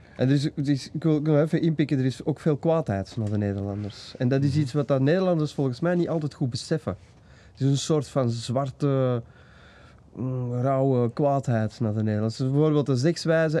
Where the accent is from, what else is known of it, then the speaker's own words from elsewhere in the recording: Belgium; maar ik ben wel een Belg